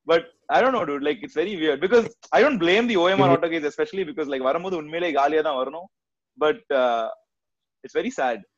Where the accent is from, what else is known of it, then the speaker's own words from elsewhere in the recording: Bangalore, Karnataka, India; now in Chennai, India; I'm from Bangalore